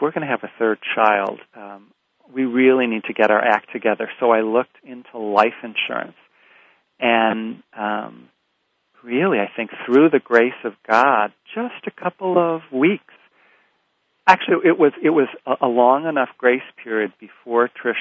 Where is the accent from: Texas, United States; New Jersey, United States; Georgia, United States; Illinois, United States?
Illinois, United States; Rockford; moved away as an adult; also born or lived in Walnut Creek, California; I moved back to my hometown of Rockford, Illinois